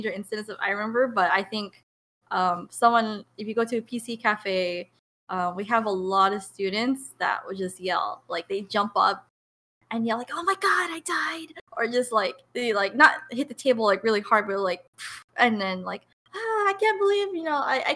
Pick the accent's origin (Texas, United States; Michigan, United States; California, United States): California, United States; San Diego; moved away as an adult; now in Irvine, United States; I'm from San Diego, but like very, very south. So basically like Mexico. That's my high school is actually, I believe, the closest high school next to the border.